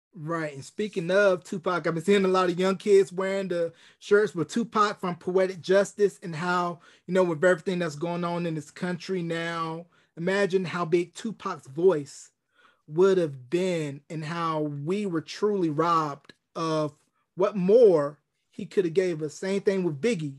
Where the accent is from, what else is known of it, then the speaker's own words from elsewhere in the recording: North Carolina, United States; a young kid from North Carolina